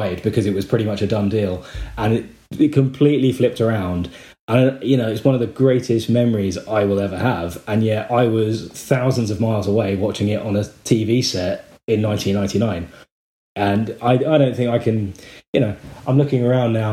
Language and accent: English; southern England, United Kingdom; accent: southern; moved away; also born or lived in Australia; you can tell that from my southern accent